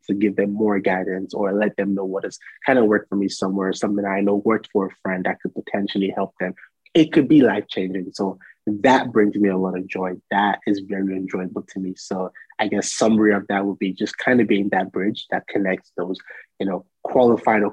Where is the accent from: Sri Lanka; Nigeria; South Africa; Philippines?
Nigeria; now in United States; growing up in Nigeria where, you know, almost everybody is Black